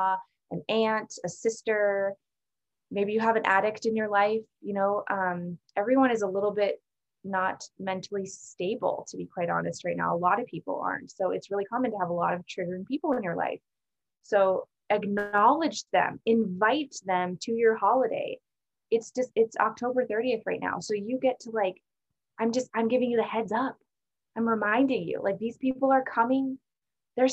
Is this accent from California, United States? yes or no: no; Alaska, United States; moved away; also born or lived in San Francisco; I'm from Alaska